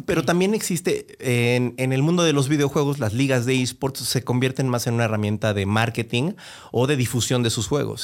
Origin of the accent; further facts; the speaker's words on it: Mexico; en México yo creo que, y porque eso a mí me pasó a mí, y después lo veía con más compañeros en la escuela y conforme fui creciendo